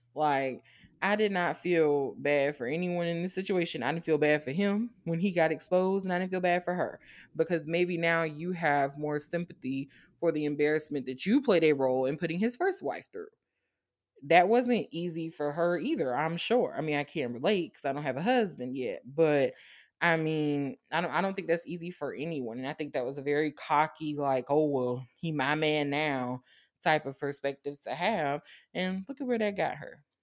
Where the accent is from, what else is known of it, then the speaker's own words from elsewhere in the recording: Savannah, Georgia, United States; I'm from Savannah. Savannah State is right there. That was my whole childhood